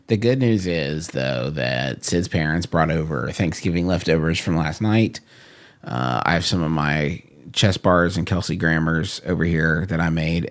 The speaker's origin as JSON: {"language": "English", "country": "United States", "said": "I'm an American"}